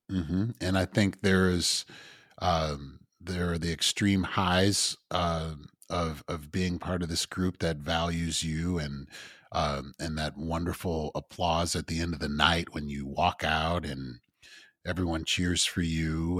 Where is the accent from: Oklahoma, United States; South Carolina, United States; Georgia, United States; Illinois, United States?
Illinois, United States; Evanston; also born or lived in Champaign / Chicago; I grew up in Evanston